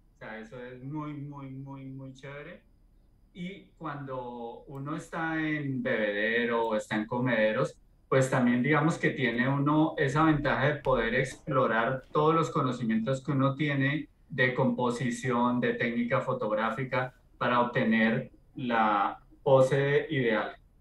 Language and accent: Spanish; Colombia; soy colombiano